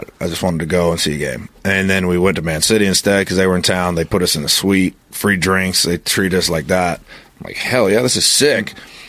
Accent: United States; I grew up in America.

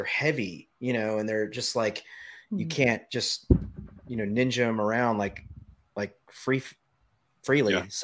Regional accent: Memphis, Tennessee, United States; my hometown of Memphis, where I live

